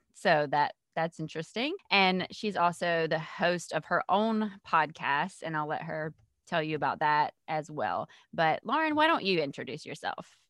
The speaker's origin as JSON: {"language": "English", "region": "Georgia", "country": "United States", "said": "I'm not from Charleston, but I am from Georgia"}